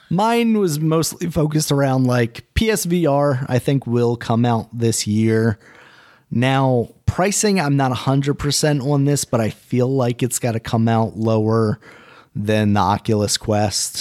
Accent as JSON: {"language": "English", "country": "United States", "said": "I'm American"}